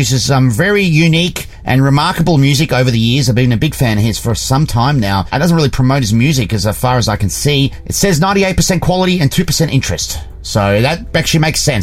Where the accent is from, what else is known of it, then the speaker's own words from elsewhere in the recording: Australia; now in United States; I'm from Australia